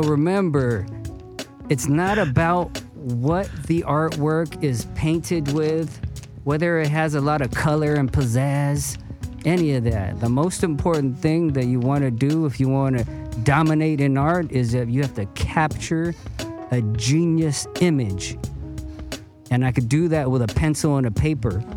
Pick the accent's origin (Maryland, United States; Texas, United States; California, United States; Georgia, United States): California, United States; Cerritos; also born or lived in Torrance; I was born in Torrance and I, I grew up in Cerritos